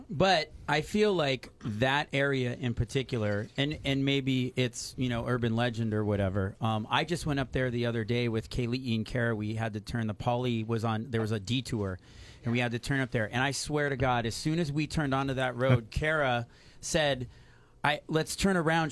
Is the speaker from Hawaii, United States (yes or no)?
yes; Kailua, Hawaii, United States; I grew up in Kailua